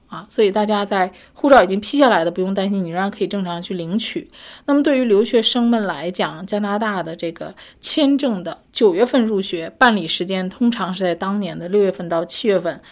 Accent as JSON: {"language": "Chinese", "country": "China", "said": "我们中国人"}